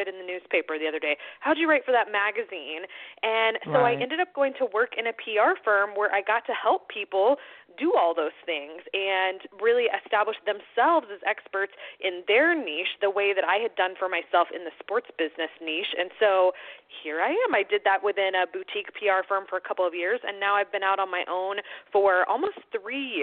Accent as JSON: {"language": "English", "town": "Atlanta", "region": "Georgia", "country": "United States", "tie": "born or raised there", "moved": "as an adult", "said": "I was born and raised there"}